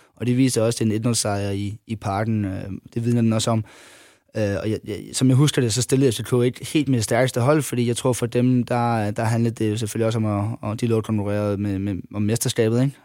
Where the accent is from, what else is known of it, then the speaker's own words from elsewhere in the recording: Funen, Southern Denmark, Denmark; at jeg var fynbo